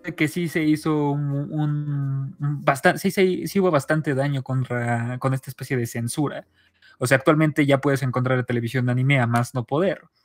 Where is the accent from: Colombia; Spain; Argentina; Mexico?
Mexico; soy mexicano